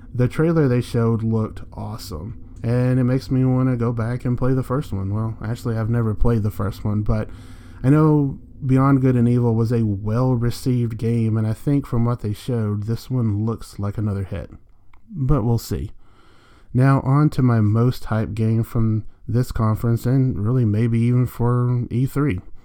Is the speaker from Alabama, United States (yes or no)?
yes; Jasper, Alabama, United States; I'm from Jasper, Alabama